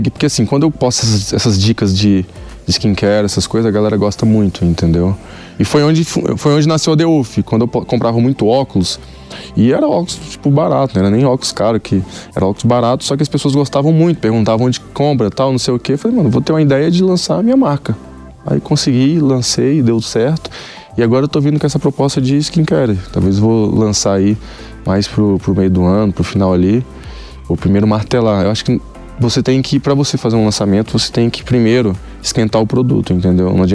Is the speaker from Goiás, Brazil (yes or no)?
yes; Goiânia, Goiás, Brazil; now in São Paulo, Brazil; Eu era anônimo, saí de Goiânia, tive que mudar para São Paulo justamente por, por, um de, por esses motivos, entendeu? Por, se eu morasse em Goiânia hoje